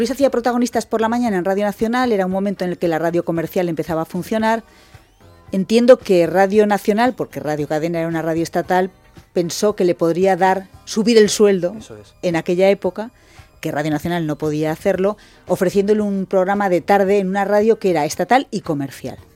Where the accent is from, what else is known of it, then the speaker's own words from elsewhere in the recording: Zaragoza, Aragon, Spain; Yo eh, soy de Zaragoza, fui a estudiar a Barcelona, entonces había una cosa que se llamaba el distrito universitario. En Zaragoza no había carrera de periodismo y me tocaba ir a Barcelona.